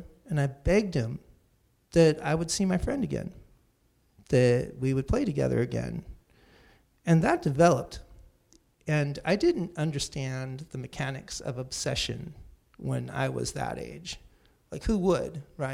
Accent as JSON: {"language": "English", "town": "Santa Cruz", "region": "California", "country": "United States", "tie": "born or raised there", "also_born_or_lived": "San Jose"}